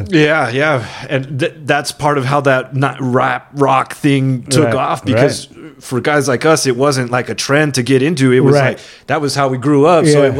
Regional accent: Monterey, California, United States; now in San Diego, United States; I'm originally from Monterey, California

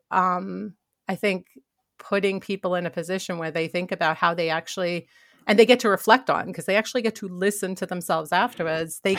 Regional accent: New York, United States; So most people don't realize that I grew up in New York.

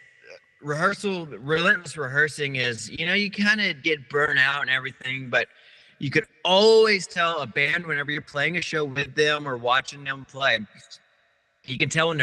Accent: Kerrville, Texas, United States; now in Blanco, United States; we're from Kerrville

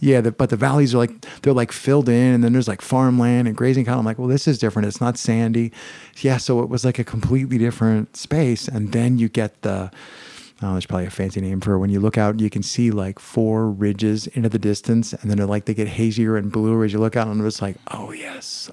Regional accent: Pennsylvania, United States; I'm from Pennsylvania

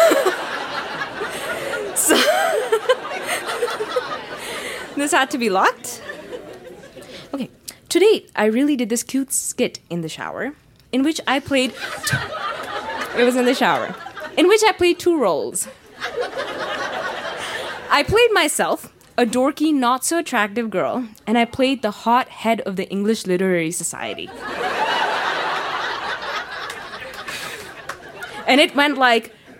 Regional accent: Pakistan; now in Calgary, Canada; I grew up in Pakistan

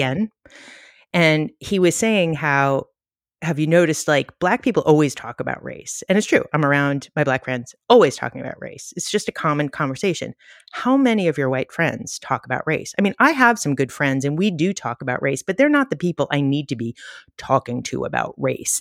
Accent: New York City, New York, United States; I grew up in the Bronx, and I'm, like, from a very liberal Jewish family in Co-op City in the Bronx

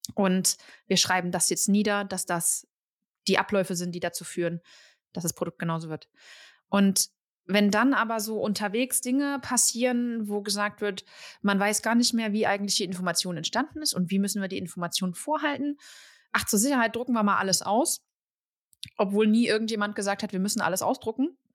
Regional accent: Germany; als Deutsche

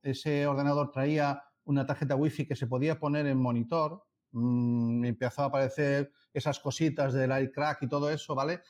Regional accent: Madrid, Community of Madrid, Spain; moved away; yo estuve trabajando en Madrid hasta 2001 y soy carabanchelero

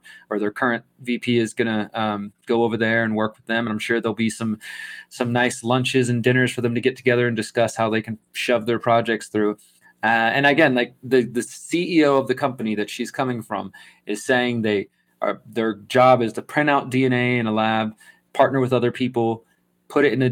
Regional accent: Texas, United States; moved away; I'm from Texas originally

